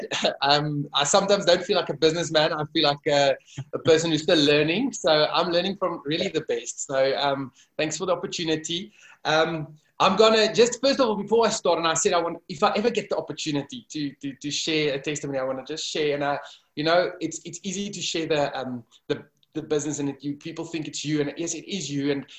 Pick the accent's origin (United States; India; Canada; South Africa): South Africa; Kempton Park, Gauteng; also born or lived in Dubai; I was born and raised in Kempton Park, a small town here at the airport.